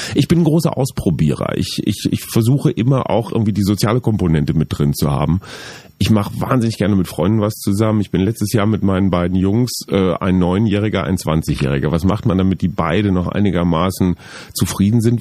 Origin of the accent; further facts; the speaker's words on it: Münster, North Rhine-Westphalia, Germany; Ich komme aus Münster, Radfahrerstadt.